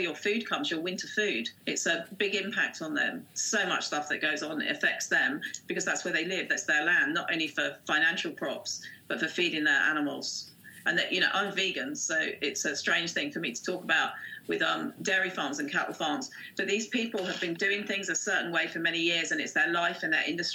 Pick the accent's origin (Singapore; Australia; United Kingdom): United Kingdom; Windlesham, South East England; I grew up as a child in this area. I was born in Windlesham.